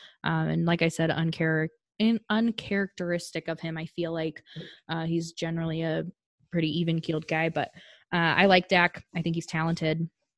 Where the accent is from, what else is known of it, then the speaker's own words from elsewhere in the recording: Colorado, United States; I'm from Colorado